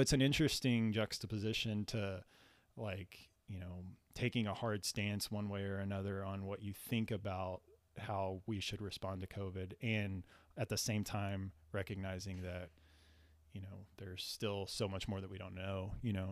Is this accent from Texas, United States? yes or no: yes; San Antonio, Texas, United States; we're from San Antonio